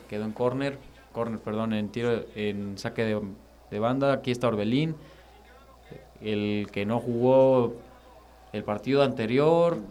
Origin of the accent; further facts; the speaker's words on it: Mexico; como mexicanos